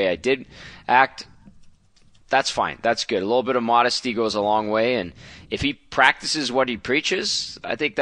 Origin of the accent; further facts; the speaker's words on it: Edmonton, Alberta, Canada; my hometown. My fellow Edmontonians